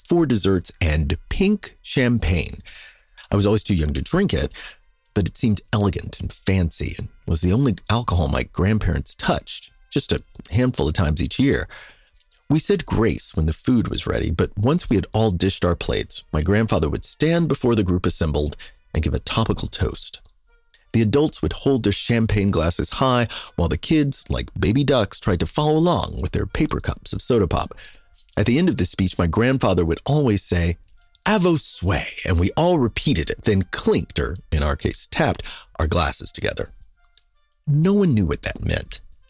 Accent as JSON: {"language": "English", "region": "Kansas", "country": "United States", "moved": "yes", "lives_now": "Brooklyn, United States", "said": "I was Kansan"}